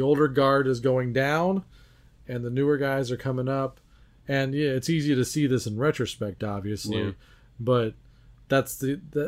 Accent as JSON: {"language": "English", "town": "Baton Rouge", "region": "Louisiana", "country": "United States", "tie": "born or raised there", "said": "From my hometown, Baton Rouge, Louisiana."}